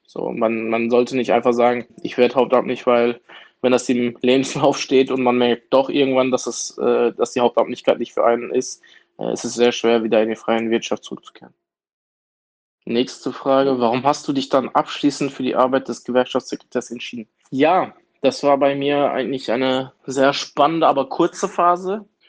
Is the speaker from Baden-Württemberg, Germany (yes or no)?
no; Duisburg, North Rhine-Westphalia, Germany; Ich bin hier geboren und aufgewachsen.